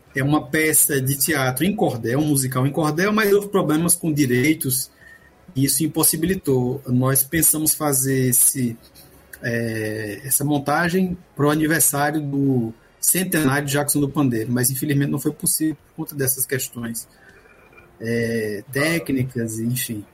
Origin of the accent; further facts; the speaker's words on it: Campina Grande, Paraíba, Brazil; moved away as an adult; also born or lived in Pernambuco / Petrozavodsk, Russia; now in Moscow, Russia; sou paraibano. Pernambuco é um estado que tem muita importância na minha formação, mas eu cheguei com um ano de idade em Campina Grande.